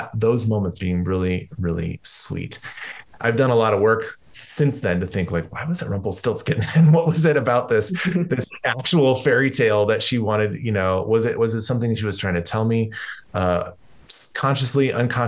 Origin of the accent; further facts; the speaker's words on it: Colorado, United States; I grew up here in Colorado